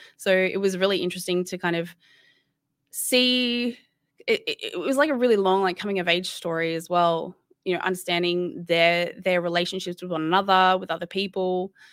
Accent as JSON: {"language": "English", "town": "Sydney", "region": "New South Wales", "country": "Australia", "moved": "yes", "said": "I'm originally from Sydney, and I don't live in Sydney anymore"}